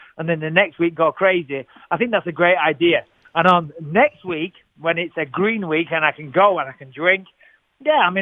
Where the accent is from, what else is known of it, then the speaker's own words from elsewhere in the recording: England, United Kingdom; As an Englishman growing up